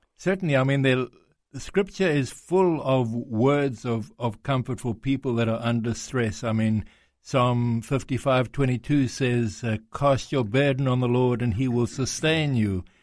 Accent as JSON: {"language": "English", "country": "South Africa", "tie": "born or raised there", "accent": "South African", "moved": "yes", "lives_now": "Greece", "said": "I was born in South Africa, um, but my father's Greek, comes from Greece"}